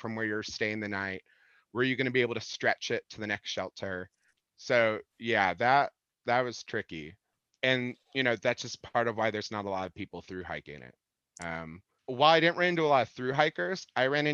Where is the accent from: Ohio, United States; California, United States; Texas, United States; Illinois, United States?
Illinois, United States; I grew up in Illinois